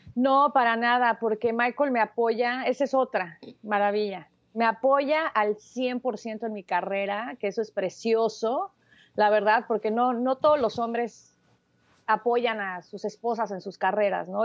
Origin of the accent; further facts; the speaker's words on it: Mexico City, Mexico; now in Los Angeles, United States; nací en la Ciudad de México.